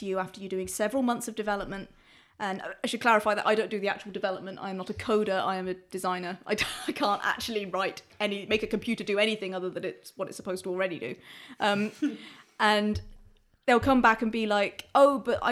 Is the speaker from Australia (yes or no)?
no; United Kingdom; I am afflicted with the terrible, terrible disease of being very British